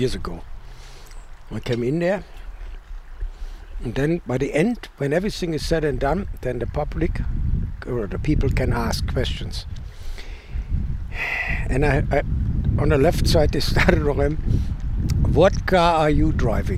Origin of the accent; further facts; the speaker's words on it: Essen, North Rhine-Westphalia, Germany; English is a second language; moved away as an adult; also born or lived in Canada; now in United States; I grew up in Essen. It's an industrial town, kind of the northern part of Germany, a mid-northern part